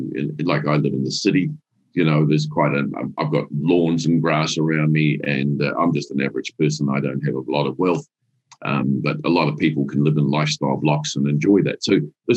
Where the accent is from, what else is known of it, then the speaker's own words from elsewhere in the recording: New Zealand; We're still a nation of dairy industry